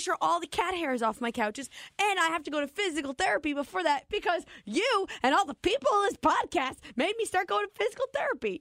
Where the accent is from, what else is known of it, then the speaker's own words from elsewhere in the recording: New Jersey, United States; moved away; I'm from New Jersey.